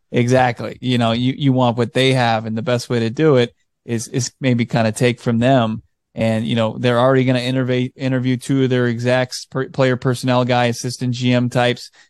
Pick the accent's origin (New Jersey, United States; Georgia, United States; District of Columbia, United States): District of Columbia, United States; Washington; moved away; I grew up on the East Coast in, in D C